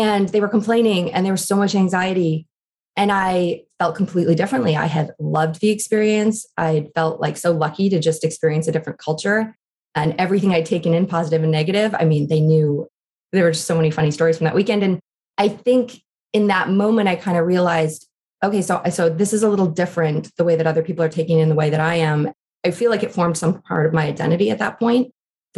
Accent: Canada; moved away as an adult; also born or lived in Mumbai, India; now in United States; I'm Canadian

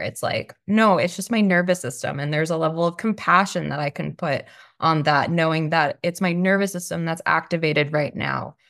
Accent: Long Island, New York, United States; now in Austin, United States; I currently live in Austin, Texas. I'm originally from Long Island, New York

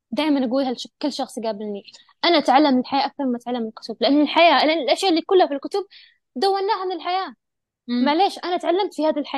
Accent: Syria; فهذا بالعكس يعني أنا سوري يعني

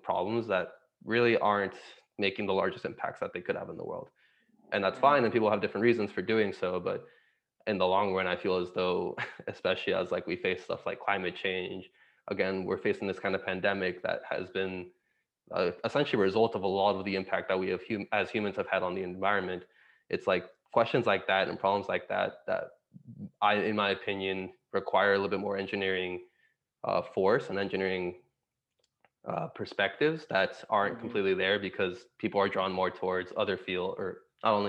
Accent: Miami, Florida, United States; also born or lived in Santiago, Chile; I was born in Santiago, Chile. So born in South America, but we left when I was about 2.5 years old to move to Miami, Florida within the States

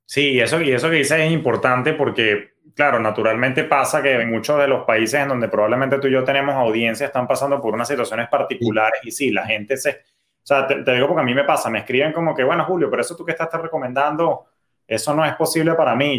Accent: Venezuela; now in United States; yo soy de origen venezolano

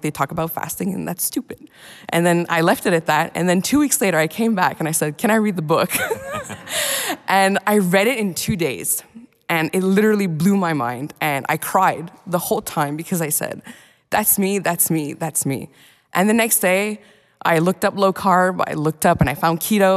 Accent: Montreal, Quebec, Canada; I'm from Montreal, Canada

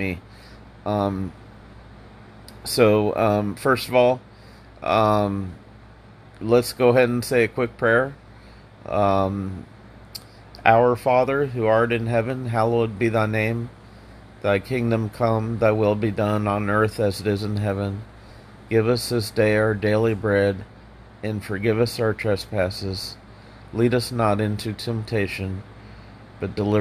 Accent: Indianapolis, Indiana, United States; now in Central Florida, United States; Indiana, my home state. I'm from Indianapolis

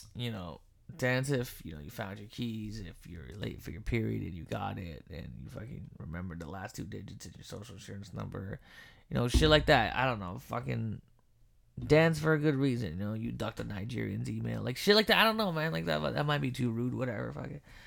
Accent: Philippines; I'm Filipino

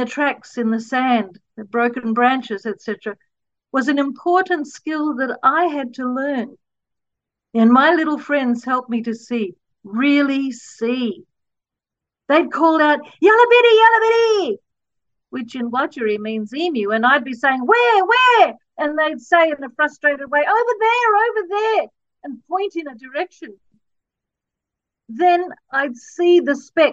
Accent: Perth, Western Australia, Australia; also born or lived in Gibson Desert, Western Australia; Even though I grew up in Perth, I loved the Aussie bush

